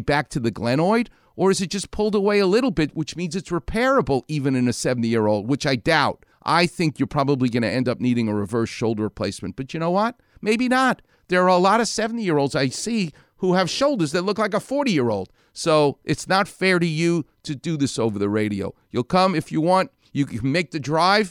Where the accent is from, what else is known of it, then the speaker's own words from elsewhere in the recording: New York City, New York, United States; I ain't from Huntington Beach. I'm from Far Rockaway.